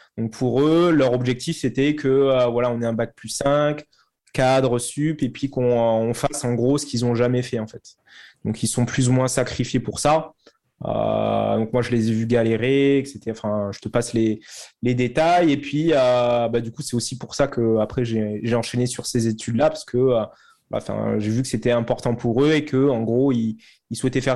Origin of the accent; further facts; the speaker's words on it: Toulouse, Occitania, France; also born or lived in London; je suis originaire de Toulouse.